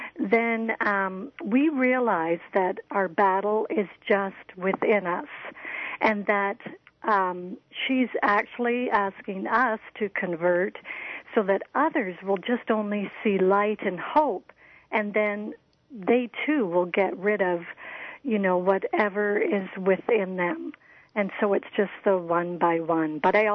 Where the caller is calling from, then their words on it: Canada; I'm calling from Canada.